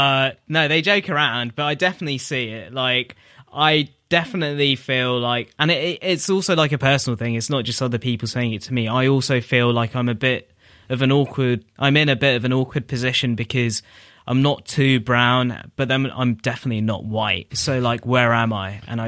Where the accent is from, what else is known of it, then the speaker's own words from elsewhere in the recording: Tower Hamlets, London, United Kingdom; I grew up in Tower Hamlets, which is like the area which is Whitechapel, Bethnal Green, Stepney Green, Brick Lane, Mile End. So that area, which has like a large Bangladeshi population.